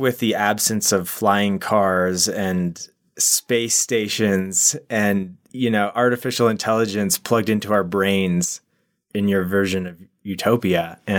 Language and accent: English; Canada; I grew up in Canada